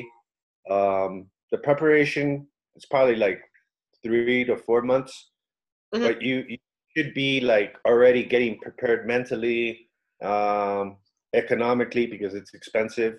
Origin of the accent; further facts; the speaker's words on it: United States; now in South America; I grew up in the States, had my whole education over there